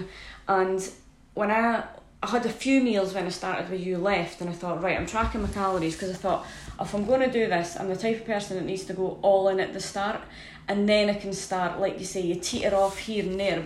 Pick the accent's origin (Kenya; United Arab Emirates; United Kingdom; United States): United Kingdom; Scotland; I'm Scottish